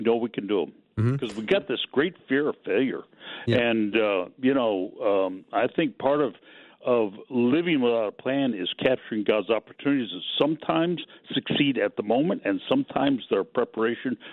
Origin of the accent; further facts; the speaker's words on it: Pacific Northwest, United States; I grew up in the Pacific Northwest